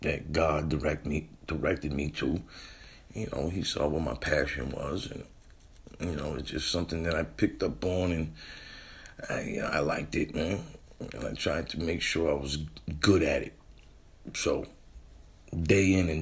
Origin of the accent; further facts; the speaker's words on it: New Bedford, Massachusetts, United States; moved away; I'm from New Bedford, and it was home